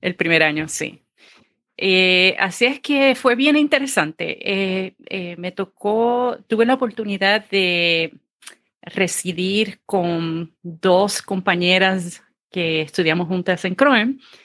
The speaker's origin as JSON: {"language": "Spanish", "town": "Ceiba", "country": "Puerto Rico", "tie": "born or raised there", "also_born_or_lived": "Fajardo, Puerto Rico / Mayagüez, Puerto Rico", "said": "nací en el pueblo de Fajardo, Puerto Rico. Eh, me crié en el pueblo de Ceiba."}